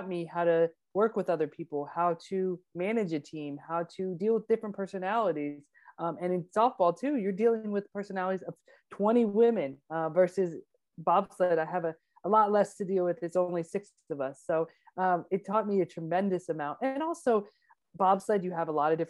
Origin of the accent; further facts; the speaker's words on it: Georgia, United States; I am from Georgia, and in Georgia we have lots of hills